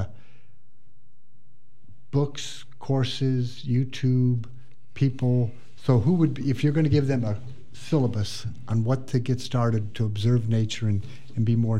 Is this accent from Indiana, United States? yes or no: yes; Indiana, United States; I grew up in Indiana, and 50% of the people I went to school with came off a farm